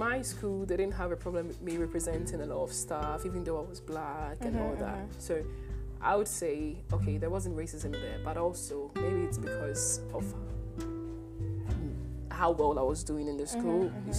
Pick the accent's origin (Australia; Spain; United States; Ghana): Ghana; well, I'm Ghanaian.